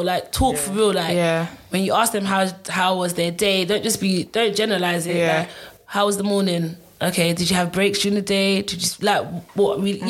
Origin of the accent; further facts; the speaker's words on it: Nigeria; I'm Nigerian, yes, but I'm not Nigerian.